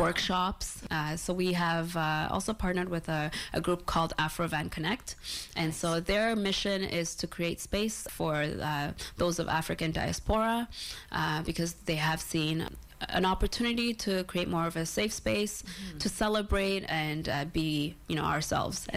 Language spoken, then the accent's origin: English; Toronto, Ontario, Canada; also born or lived in Isiolo, Kenya; my early childhood, uh, growing up in Kenya and uh, also Toronto for 20 years